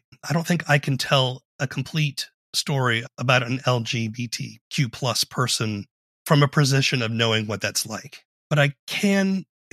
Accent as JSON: {"language": "English", "town": "Charleston", "region": "South Carolina", "country": "United States", "tie": "born or raised there", "said": "I grew up in Charleston, South Carolina"}